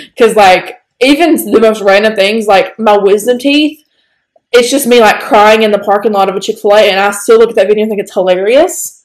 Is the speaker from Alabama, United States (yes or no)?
yes; Northeast Alabama, United States; accent: southern; we're from Northeast Alabama